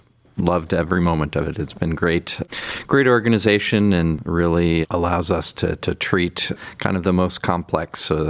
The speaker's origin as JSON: {"language": "English", "town": "Killington", "region": "Vermont", "country": "United States", "tie": "born or raised there", "also_born_or_lived": "Canada / Hershey, Pennsylvania / Seattle, Washington", "moved": "as an adult", "lives_now": "Cleveland, United States", "said": "I'm originally from Canada, but I grew up in Vermont, just outside of Killington, Vermont"}